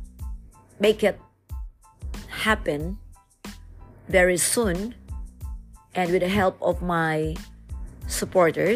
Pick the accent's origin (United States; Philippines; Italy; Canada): Philippines; different barangays in my hometown